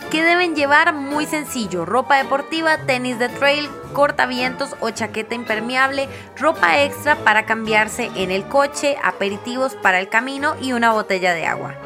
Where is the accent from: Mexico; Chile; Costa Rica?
Costa Rica; como ticos